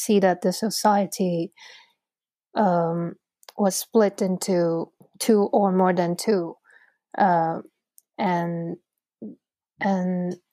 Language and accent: English; Hong Kong; moved away as an adult; now in London, United Kingdom; I was born and raised in Hong Kong. And since last year, I came to London to study a master's degree